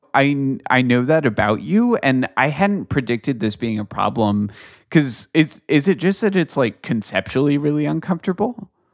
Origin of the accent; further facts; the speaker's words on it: United States; as an American